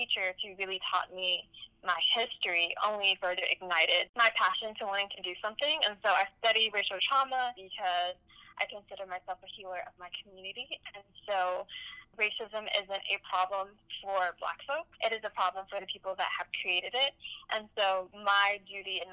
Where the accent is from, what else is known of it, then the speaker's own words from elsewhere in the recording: Birmingham, Alabama, United States; now in Athens, United States; I grew up in Birmingham, Alabama